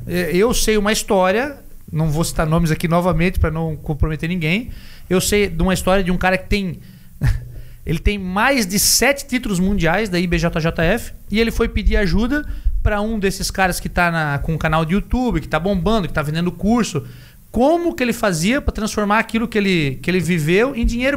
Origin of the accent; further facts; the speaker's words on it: Santa Catarina, Brazil; nós somos do, de Santa Catarina